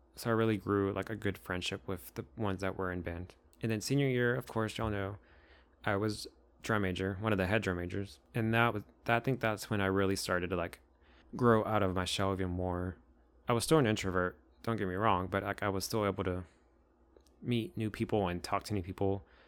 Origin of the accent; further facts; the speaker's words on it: Crandall, Texas, United States; first language Spanish; English is a second language; also born or lived in Dallas, Texas; I was born in Dallas, Texas, but I grew up in Crandall, Texas